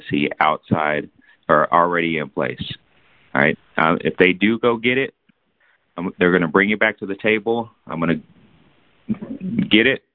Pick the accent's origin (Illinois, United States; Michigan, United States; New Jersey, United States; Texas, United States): Texas, United States; San Antonio; now in Fort Worth, United States; I was born in San Antonio. I live in Fort Worth now.